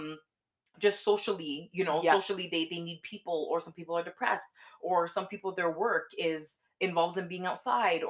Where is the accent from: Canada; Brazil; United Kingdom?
Canada; we're from Canada